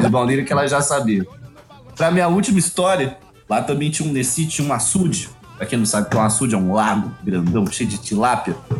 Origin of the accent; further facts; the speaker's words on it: Minas Gerais, Brazil; eu sou de Minas